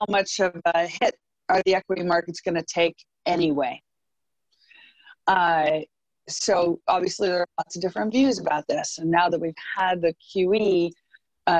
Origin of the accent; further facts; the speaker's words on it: United States; I'm American, I'm Republican, I'm a market person